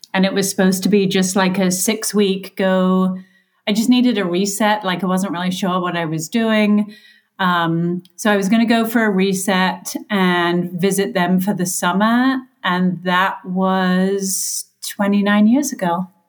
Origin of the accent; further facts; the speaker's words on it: England, United Kingdom; now in United States; I was raised in England